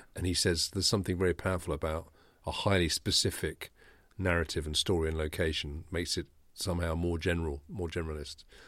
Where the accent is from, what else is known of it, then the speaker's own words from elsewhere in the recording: Kent, South East England, United Kingdom; I grew up in Kent. It was the system where I grew up.